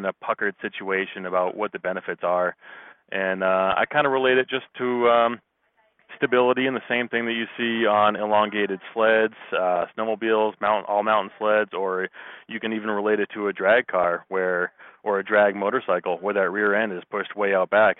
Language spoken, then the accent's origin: English; Massachusetts, United States; moved away as an adult; now in Colorado, United States; I am from Massachusetts, and you know, I moved out to Colorado about 10 years ago